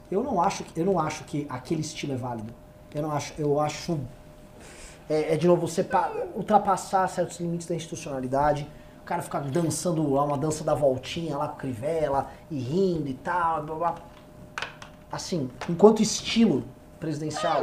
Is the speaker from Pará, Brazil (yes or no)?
no; São Paulo, Brazil; eu não sou natural de Vinhedo, sou de São Paulo